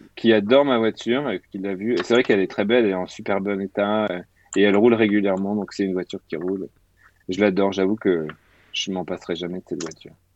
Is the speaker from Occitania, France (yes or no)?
yes; Tarbes, Occitania, France; now in Paris, France; il habitait dans la rue où je suis né, parce que je suis né à Tarbes